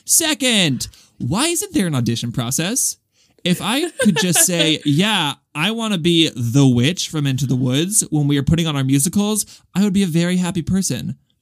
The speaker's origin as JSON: {"language": "English", "country": "Australia", "said": "I'm a theater kid, and I'm from Australia."}